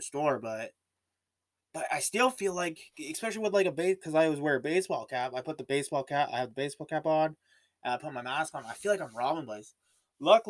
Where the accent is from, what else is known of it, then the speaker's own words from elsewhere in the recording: Canada; I'm Canadian